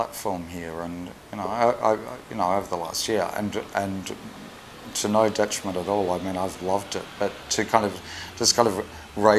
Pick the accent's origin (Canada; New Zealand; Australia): Australia; now in Liverpool, United Kingdom; I'm Australian